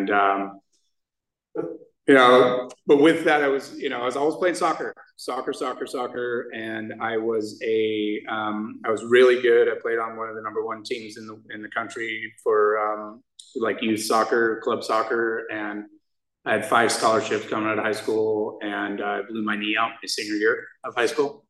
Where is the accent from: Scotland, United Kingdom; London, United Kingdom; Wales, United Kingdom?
Scotland, United Kingdom; now in United States; when I was raised in Scotland, and I was a Scottish Jew